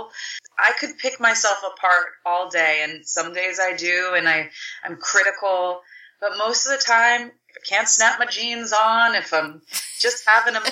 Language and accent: English; Ellicott City, Maryland, United States; I grew up, you know, in the suburbs of Ellicott City, Maryland